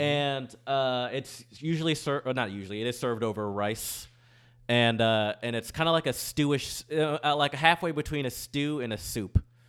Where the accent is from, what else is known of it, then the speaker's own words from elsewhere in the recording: Michigan, United States; also born or lived in Louisiana; now in New Orleans, United States; I'm from Michigan